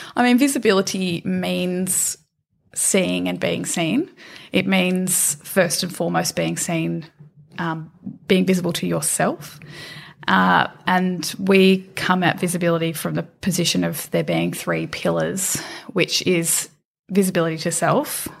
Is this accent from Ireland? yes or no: no; Australia; moved away as an adult; also born or lived in London